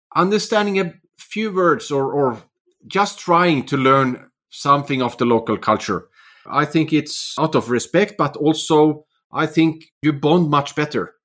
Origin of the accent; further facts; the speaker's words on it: Sweden; also born or lived in Finland; now in Oslo, Norway; Finland, where I'm actually from, but I've also, I grew up in Sweden and living in Norway for many years.